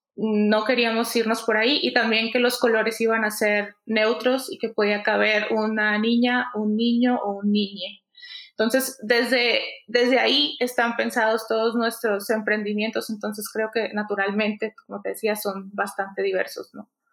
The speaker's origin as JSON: {"language": "Spanish", "town": "Culiacán", "region": "Sinaloa", "country": "Mexico", "moved": "as an adult", "lives_now": "Mexico City, Mexico", "said": "Somos de Culiacán las dos, de Sinaloa."}